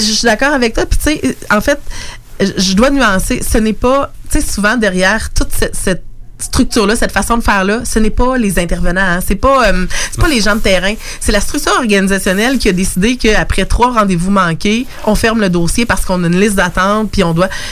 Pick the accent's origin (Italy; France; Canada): Canada; Lévis, Quebec; moved away; also born or lived in Montreal; je suis native de Lévis